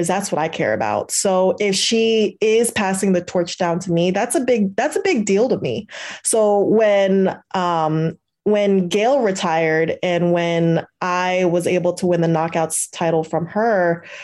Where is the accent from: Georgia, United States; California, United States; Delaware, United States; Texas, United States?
California, United States; moved away; also born or lived in Virginia; I grew up in California, but I started training in Virginia